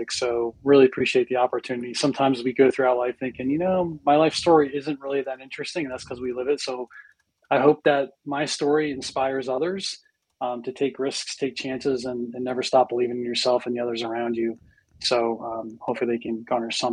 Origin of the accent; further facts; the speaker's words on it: Dayton, Ohio, United States; also born or lived in Eastern Pennsylvania; I was born in Eastern Pennsylvania. I moved to Ohio as a kid. I grew up in central Ohio in a great town called Dayton, Ohio